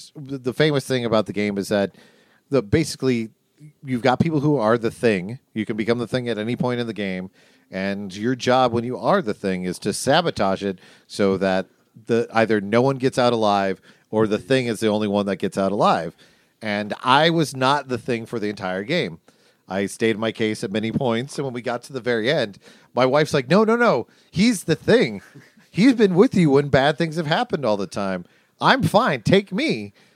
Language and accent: English; Seattle, Washington, United States; growing up in Seattle